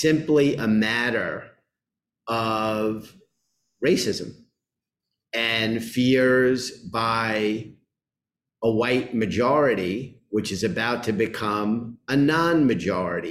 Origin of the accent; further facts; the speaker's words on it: New York City, New York, United States; I grew up in Queens, went to public schools